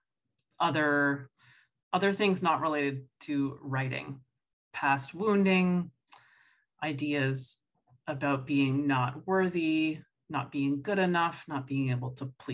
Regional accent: Toronto, Ontario, Canada; I grew up in Toronto, so French is the second official language, and we had to take it in school

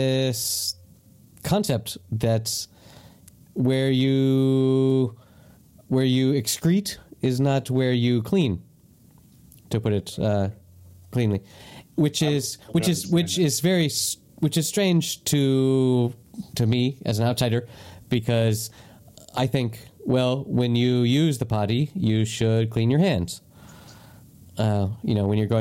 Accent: United States; moved away; also born or lived in Spain / United Kingdom; as an American and as someone that has lived in Spain and the UK

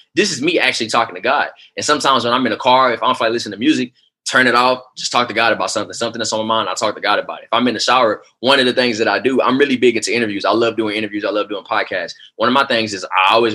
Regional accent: Houston, Texas, United States; moved away as an adult; now in Oklahoma City, United States; I didn't understand why I had to move to Oklahoma City. You know, I'm coming from Houston, Texas

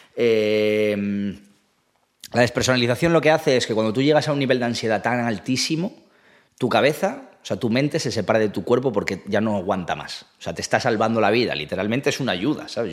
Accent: Asturias, Spain; moved away as an adult; also born or lived in Málaga / France / Ireland; now in Madrid, Spain; soy de Asturias

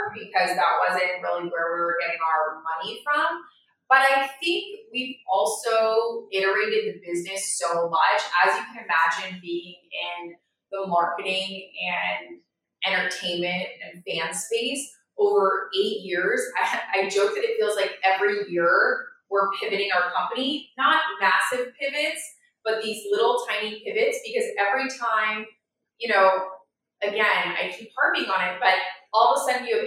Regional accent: Florida, United States; moved away; I grew up in Florida

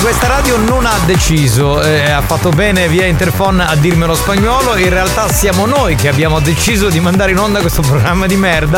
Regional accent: Sicily, Italy; qui in Sicilia nevica solo in alcune zone

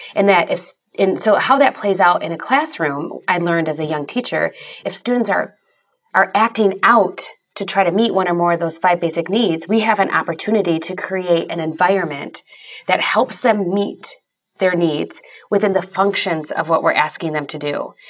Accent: Grand Rapids, Michigan, United States; I grew up in the Grand Rapids, Michigan area

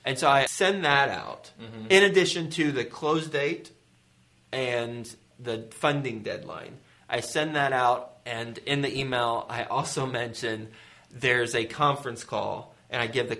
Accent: Fort Worth, Texas, United States; I was raised in Fort Worth, Texas, in Aledo, West Fort Worth

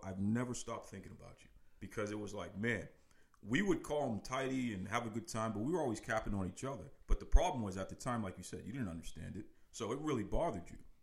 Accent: Boston, Massachusetts, United States; Born and raised in uh, Boston, Massachusetts, specifically uh, the Fuller Street area of Dorchester, and uh, also a Mattapan

